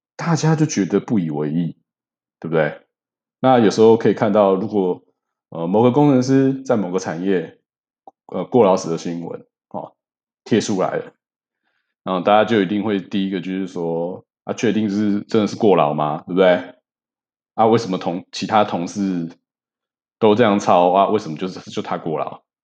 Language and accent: Chinese; Taiwan; 我台湾人